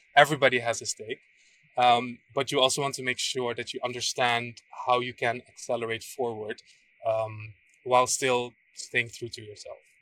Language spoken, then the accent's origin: English; Aruba; moved away; also born or lived in Netherlands; I was born and raised in Aruba